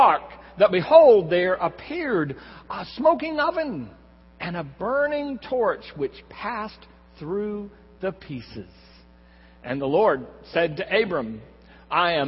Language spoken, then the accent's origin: English; Corpus Christi, Texas, United States; now in San Antonio, United States; I grew up in Corpus Christi, and I'm the Jaws generation.